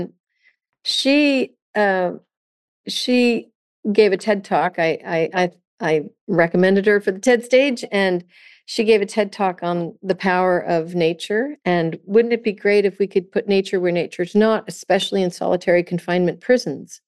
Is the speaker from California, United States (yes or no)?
yes; California, United States; also born or lived in Vermont; growing up in California with this beautiful ocean